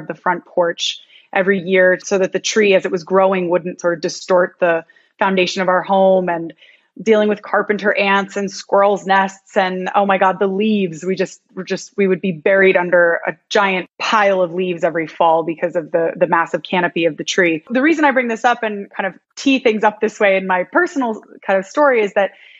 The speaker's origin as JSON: {"language": "English", "town": "Ithaca", "region": "New York", "country": "United States", "tie": "born or raised there", "moved": "yes", "lives_now": "Miami, United States", "said": "I'm originally from upstate New York. I'm from Ithaca"}